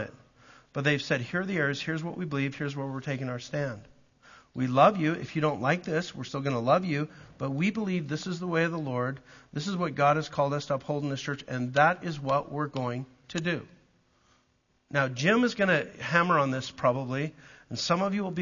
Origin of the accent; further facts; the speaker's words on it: Calgary, Alberta, Canada; also born or lived in Southern US (Southern Baptist area); now in United States; I'm a Canadian from Calgary